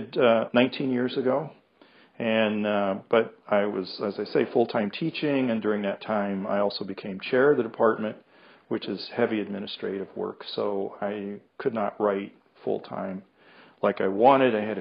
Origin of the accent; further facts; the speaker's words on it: United States; also born or lived in Marshall, Minnesota; I'm an American. Excuse me. I'm not British.